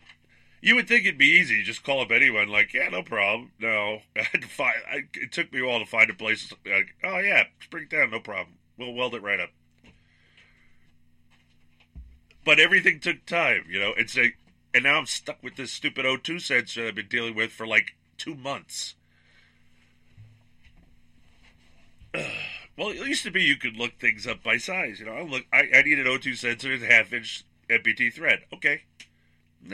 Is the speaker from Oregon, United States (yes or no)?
no; Long Island, New York, United States; moved away; I grew up in Long Island, New York